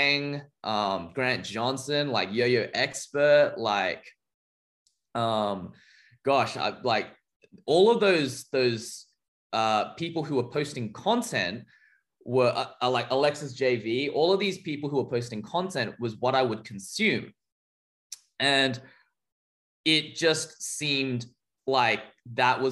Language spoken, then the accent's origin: English; Australia; as an Australian kid disconnected physically from the scene